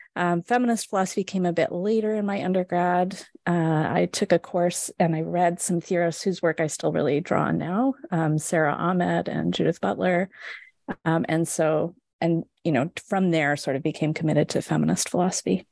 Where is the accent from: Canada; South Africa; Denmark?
Canada; west coast of Canada; moved away as an adult; also born or lived in Edmonton, Alberta / Halifax, Nova Scotia; now in Michigan, United States; I grew up in Canada, on the west coast of Canada